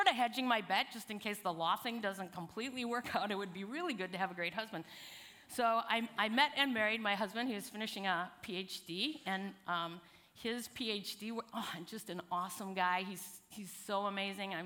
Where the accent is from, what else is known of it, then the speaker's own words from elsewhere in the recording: Chicago, Milwaukee area, Midwest, United States; I actually grew up in the Midwest. I'm originally from Chicago, Milwaukee area